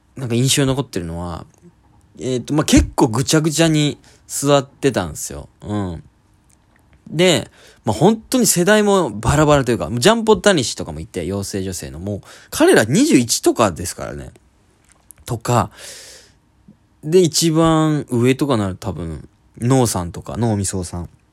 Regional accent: Oita, Japan; 僕実は大分県出身で

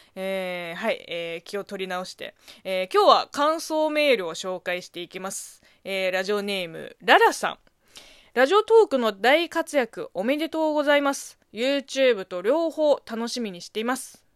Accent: China; moved away; 中国生まれ、中国育ちの私

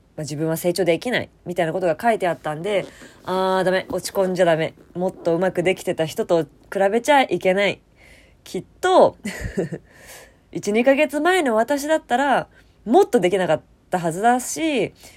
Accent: Fukuoka, Japan; moved away; 地元福岡の友達

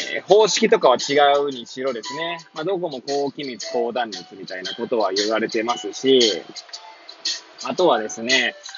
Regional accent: Hachioji, Tokyo, Japan; moved away as an adult; now in Kamaishi, Japan; 八王子生まれ、八王子育ち、震災の前の年から、釜石で働く

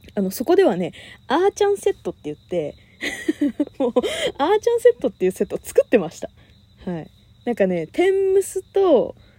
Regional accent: Kanagawa, Japan; 私神奈川県出身

